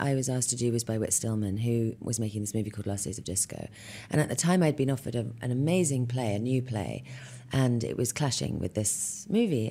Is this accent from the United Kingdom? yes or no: yes; London, United Kingdom; moved away as an adult; I was born in London and raised in West London